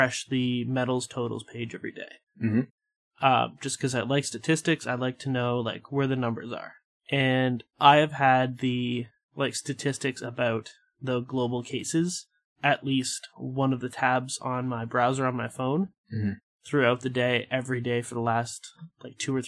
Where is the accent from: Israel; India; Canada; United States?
Canada; Sarnia, Ontario; I grew up in Sarnia